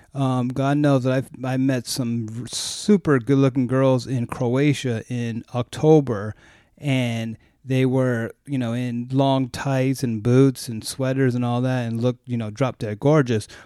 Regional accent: United States; as an American

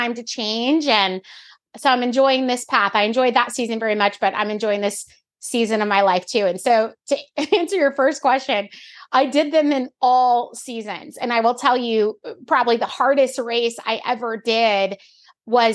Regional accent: Florida, United States; now in the Carolinas, United States; I grew up in Florida

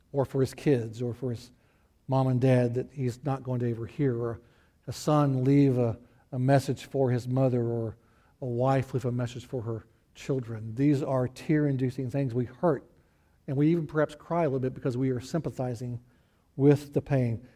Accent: the Ozarks, United States; moved away; also born or lived in Texas / Houston; I was raised in the Ozarks

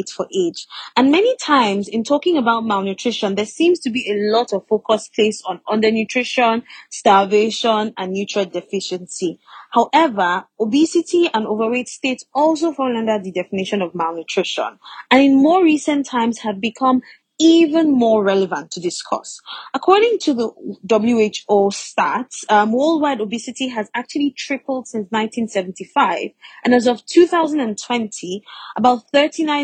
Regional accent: Nigeria; I am Nigerian and I am a doctor.

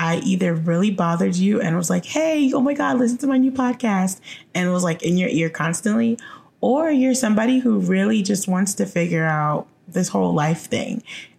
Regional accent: Jamaica; born there; Oh, I'm Jamaican by birth.

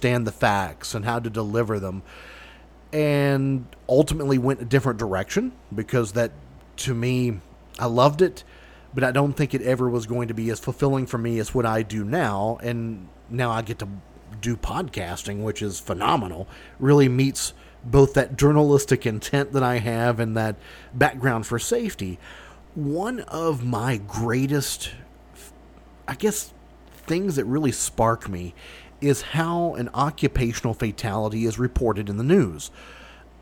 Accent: Kentucky, United States; my home state of Kentucky

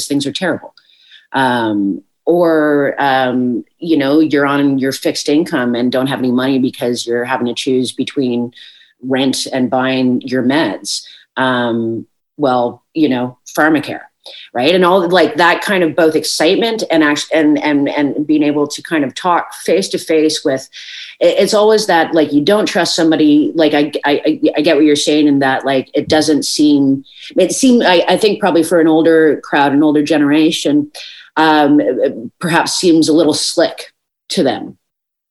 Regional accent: Newfoundland and Labrador, Canada; as a Newfoundlander

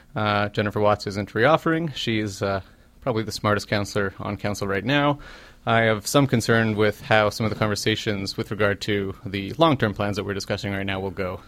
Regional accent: Winnipeg, Manitoba, Canada; moved away as an adult; now in Halifax, Canada; I'm from Winnipeg. I'm a come from away from from Winnipeg

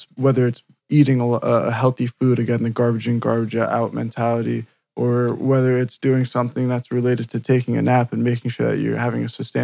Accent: New Jersey, United States; I'm from New Jersey

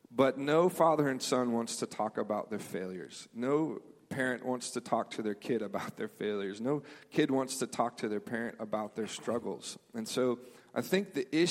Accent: Memphis, Tennessee, United States; moved away; I grew up in Memphis. We had a church there

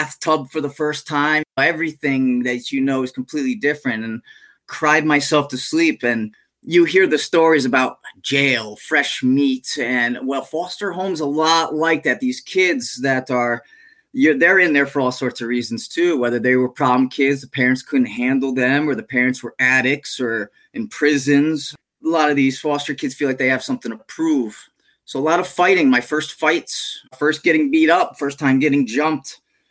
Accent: Connecticut, United States; also born or lived in New England; now in Central Florida, United States; Lived in many different towns around Connecticut, primarily until I was 16.

